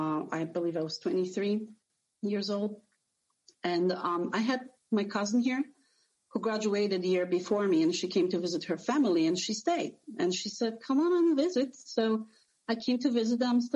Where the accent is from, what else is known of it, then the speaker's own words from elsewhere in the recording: Poland; also born or lived in New Jersey; now in Sarasota, United States; I came to States from Poland almost 20 years ago, and I lived a little bit in New Jersey for about 5 years